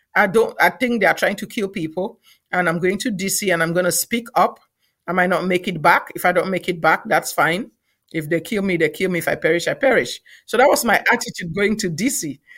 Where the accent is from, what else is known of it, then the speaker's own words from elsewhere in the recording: Cameroon; moved away as an adult; also born or lived in Nigeria; now in United States; I'm from Cameroon originally